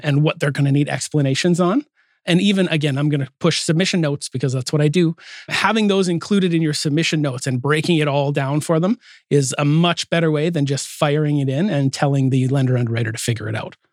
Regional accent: Calgary, Alberta, Canada; also born or lived in Salmon Arm; now in Port Coquitlam, Canada; I'm from Calgary

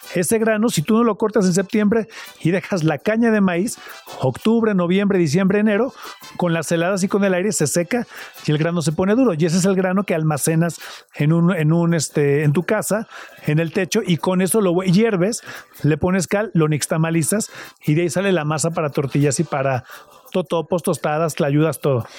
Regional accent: Cuautla, Morelos, Mexico; nací en Cuautla, Morelos

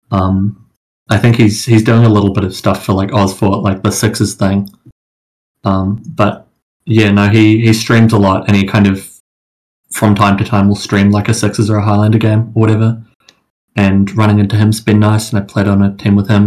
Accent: New Zealand; I, I mean, I play in Australia, but I'm from New Zealand

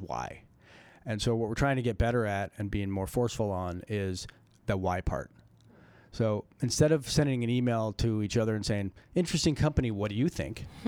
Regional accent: Colorado, United States; I grew up in Colorado

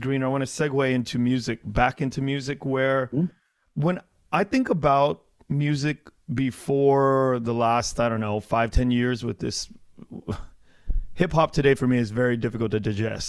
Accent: Southern California, United States; growing up on the West Coast, especially Southern California, there's a specific sort of ease to the life that we live here

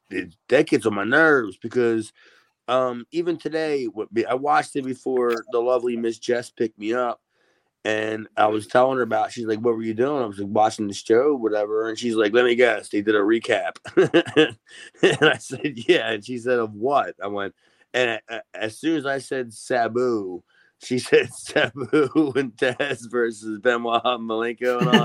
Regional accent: Columbus, Ohio, United States; I'm from Columbus, Ohio.

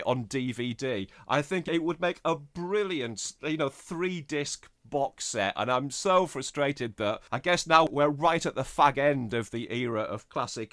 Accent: Middlesbrough, North East England, United Kingdom; I'm from the northeast of England. I'm from Teesside near Middlesbrough

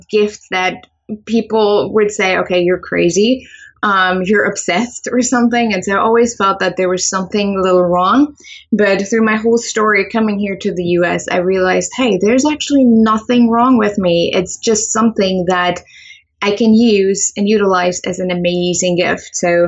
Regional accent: Germany; English is a second language; moved away as an adult; now in United States; I am originally from Germany, and I moved here to the U.S. about 8 years ago. I think it's been 8 years or 9 years.

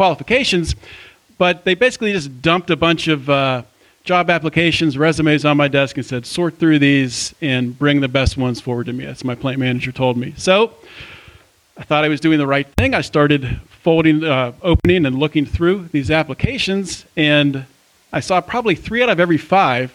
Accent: Pittsburgh, Pennsylvania, United States; moved away; I grew up outside of Pittsburgh

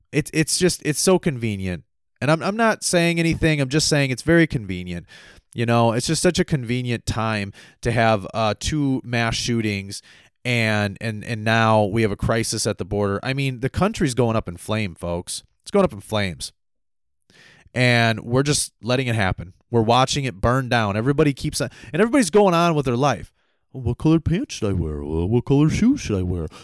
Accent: United States; being an American

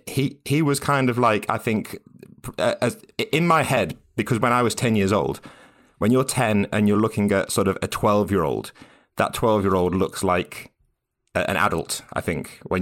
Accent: West Midlands, United Kingdom; So I grew up in Staffordshire, in a very small town in Staffordshire, sort of about an hour north of Birmingham.

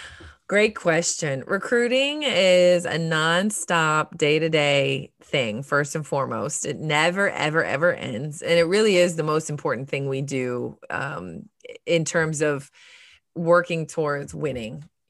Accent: Ohio, United States; now in Tallahassee, United States; we're partial because I came down from Ohio all those years ago.

